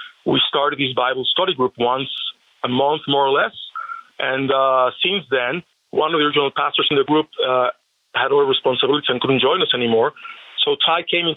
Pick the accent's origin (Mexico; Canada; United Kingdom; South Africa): Mexico; Mexico City; now in Las Vegas, United States; I was born in Mexico City